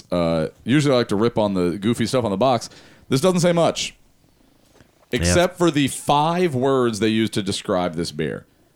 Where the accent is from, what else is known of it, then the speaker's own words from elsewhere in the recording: California, United States; growing up in California